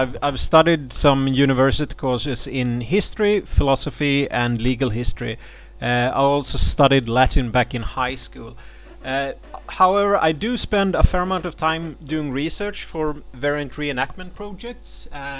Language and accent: English; Sweden; I'm a 30-something from Sweden.